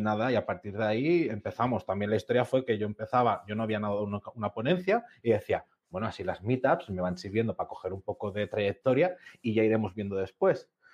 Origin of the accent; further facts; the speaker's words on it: Catalonia, Spain; tú y yo que somos catalanes